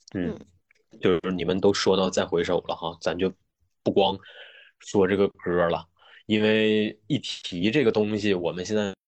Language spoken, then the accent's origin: Chinese; Northeast China, China; 我们东北人聚到一块儿录东西哈，就是必须得咳一下子